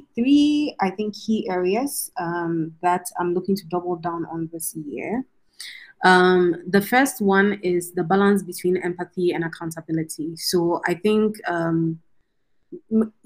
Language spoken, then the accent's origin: English; Ghana; now in Nairobi, Kenya; as a Ghanaian to be able to bring a world-class education to, my country of birth